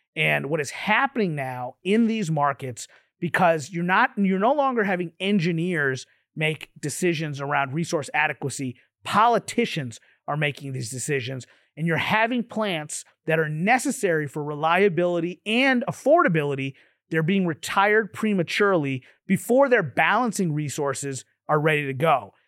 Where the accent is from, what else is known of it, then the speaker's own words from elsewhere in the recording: Kentucky, United States; moved away as an adult; I'm from Kentucky originally